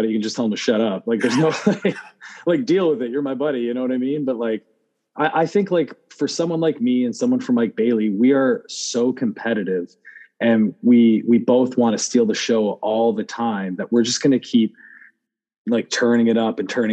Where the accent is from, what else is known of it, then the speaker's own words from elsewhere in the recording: Canada; as a Canadian